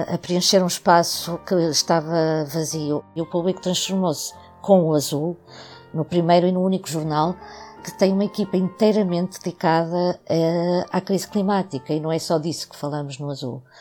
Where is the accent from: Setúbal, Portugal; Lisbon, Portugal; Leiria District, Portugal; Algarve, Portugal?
Setúbal, Portugal; Costa da Caparica; minha terra só havia areia. Limpa, linda, uma areia linda. Eu hoje já não digo mesmo, porque a areia que estão a ir buscar à Barra do Tejo, para aqui, não é igual à da Costa da Caparica.